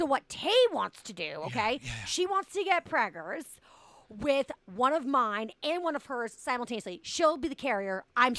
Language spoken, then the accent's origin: English; Boston, Massachusetts, United States; I'm from Boston.